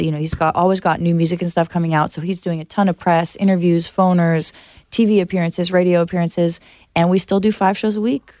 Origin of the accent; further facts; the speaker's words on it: Santa Monica, California, United States; I'm from Santa Monica.